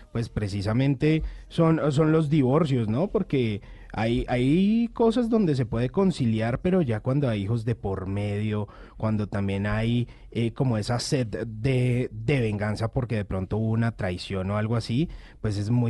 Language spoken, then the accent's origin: Spanish; Medellín, Antioquia, Colombia; accent: paisa; Sí, más paisa que un berraco. Imagínese, más, más paisa que la arepa delgadita.